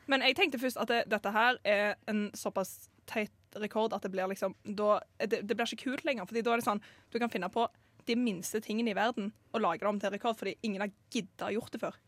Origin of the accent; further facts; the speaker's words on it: Stavanger, Rogaland, Norway; jeg kommer fra Stavanger. Midt i Stavanger.